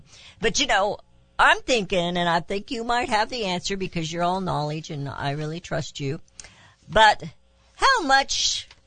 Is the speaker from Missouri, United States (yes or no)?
yes; Raytown, Missouri, United States; also born or lived in Kansas City; I grew up in Raytown, Missouri